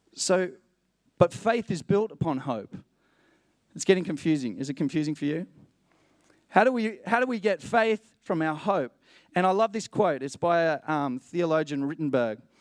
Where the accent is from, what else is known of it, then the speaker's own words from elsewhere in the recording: Matatiele, Eastern Cape, South Africa; moved away; I was born in a place called Matatiel, near the Drakensberg Mountains.